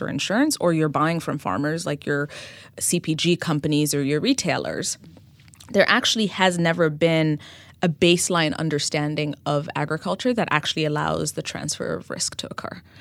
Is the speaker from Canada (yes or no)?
no; Ethiopia; moved away as an adult; also born or lived in New York City; I uh, was born and raised in Ethiopia, mm-hmm. and I ended up coming to the U.S. for college